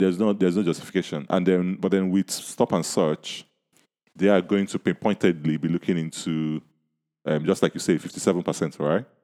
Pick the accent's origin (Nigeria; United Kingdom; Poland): Nigeria; accent: Nigerian; my Nigerian accent